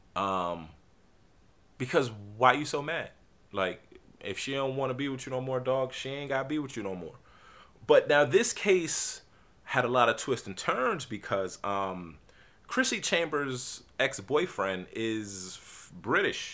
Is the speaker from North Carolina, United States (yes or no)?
no; New Jersey, United States; Everybody from Jersey, we just say Jersey